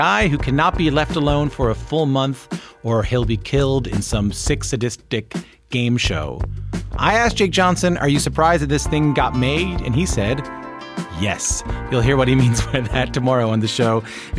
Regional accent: Newfoundland and Labrador, Canada; I'm from Newfoundland and Labrador.

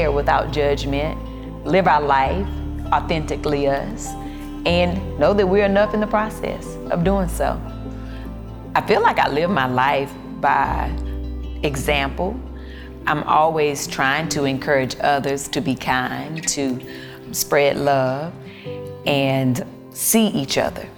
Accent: the South, United States; I'm from the South

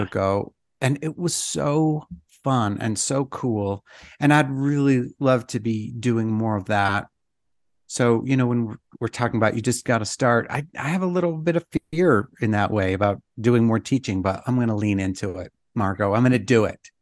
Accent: Idaho, United States; now in Utah, United States; I'm from Idaho, and now I live in Utah, and the summer before I moved from Idaho to Utah

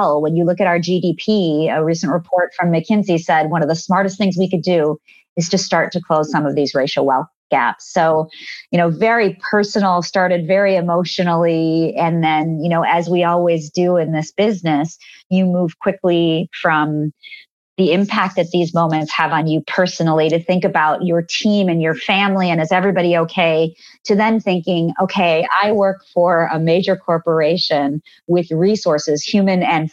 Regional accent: India; moved away; I was born in India and I have an enormous number of family members there.

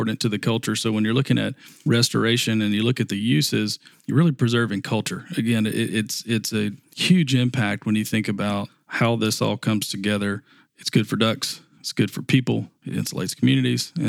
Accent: South Mississippi, United States; moved away as an adult; also born or lived in Houston, Texas; now in Louisiana, United States; I grew up in South Mississippi, so this landscape's familiar to me

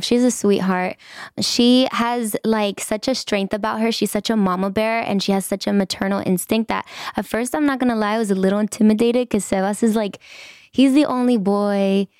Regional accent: Inglewood, California, United States; I was born and raised in Inglewood

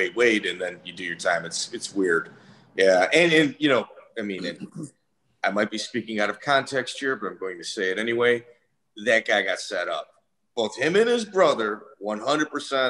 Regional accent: Chicago, Illinois, United States; I'm from Chicago

